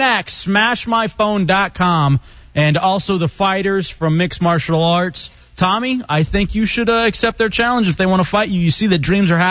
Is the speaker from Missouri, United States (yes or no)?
no; Texas, United States; I'm from Texas.